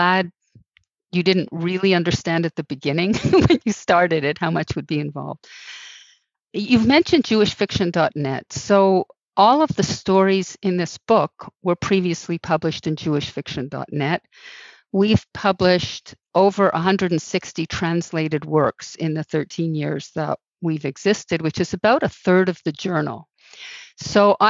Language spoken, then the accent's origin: English; Montreal, Quebec, Canada; I'm from Montreal. I'm Canadian.